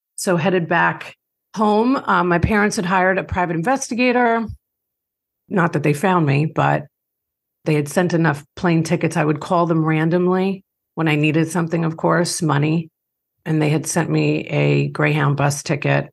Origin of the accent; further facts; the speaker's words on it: Long Island, New York, United States; grew up in Long Island, New York. I don't have too harsh of an accent because my parents are from Dublin, Ireland